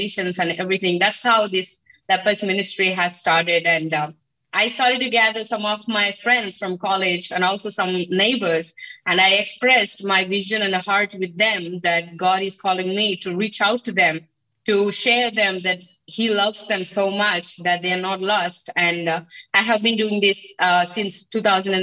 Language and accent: English; Andhra Pradesh, India; I'm from coastal state. It's called Andhra Pradesh, and I live in a small village in the coastal region of Andhra Pradesh.